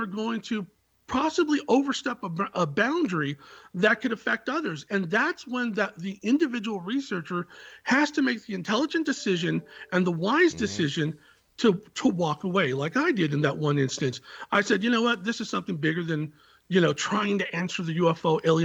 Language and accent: English; Silicon Valley, California, United States; I was born in the Silicon Valley